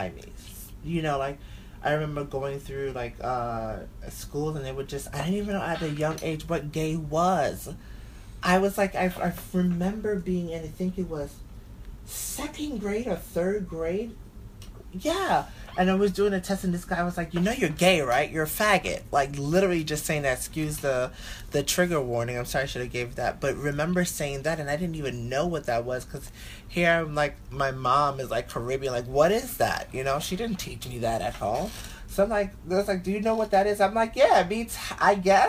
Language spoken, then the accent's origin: English; New York City, New York, United States; growing up in Bushwick